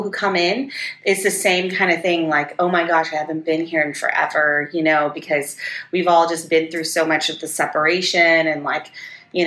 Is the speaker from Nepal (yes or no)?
no; Guam; moved away as an adult; now in Las Vegas, United States; I grew up on Guam. So I spent most of my childhood there.